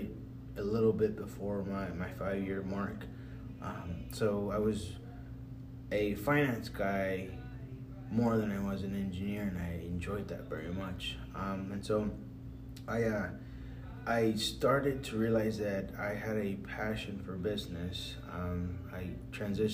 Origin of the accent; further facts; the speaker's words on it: Dallas, Texas, United States; I grew up here in Dallas, East Dallas